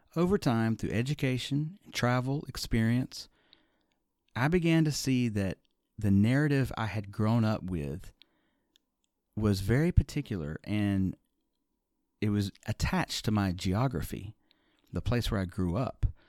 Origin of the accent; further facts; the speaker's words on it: Birmingham, Alabama, United States; Growing up in the Deep South in Birmingham, Alabama